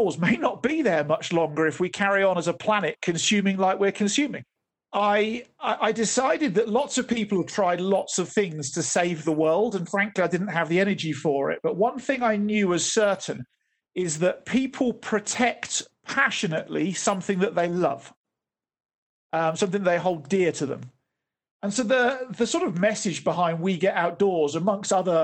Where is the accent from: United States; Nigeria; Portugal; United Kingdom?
United Kingdom; Oxfordshire, South East England; moved away as an adult; now in Johannesburg, South Africa; I was brought up in Oxfordshire in the UK, and that was predominantly my base over the years.